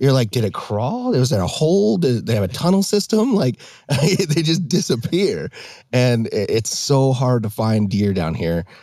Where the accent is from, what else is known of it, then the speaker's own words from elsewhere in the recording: Hamilton, Montana, United States; moved away as an adult; now in Arizona, United States; growing up in Montana, I grew up in the Bitterroot in the Darby, Hamilton area.